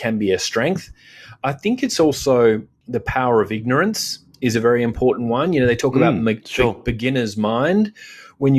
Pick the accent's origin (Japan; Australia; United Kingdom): Australia